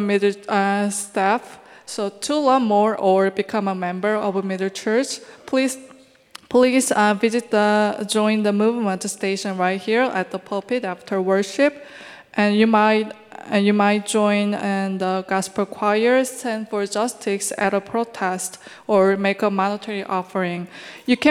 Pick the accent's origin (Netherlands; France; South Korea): South Korea; Seoul; moved away as an adult; now in New York, United States; originally from Seoul, South Korea